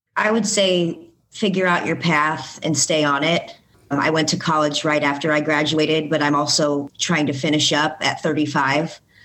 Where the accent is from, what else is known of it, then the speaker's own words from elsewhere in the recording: Bloomington, Illinois, United States; also born or lived in Decatur, Illinois; I was born in Decatur, Illinois, but I've been raised in Bloomington for the majority of my life